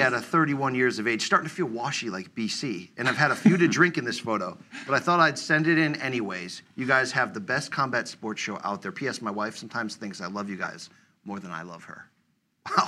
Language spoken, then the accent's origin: English; United States; I'm an American man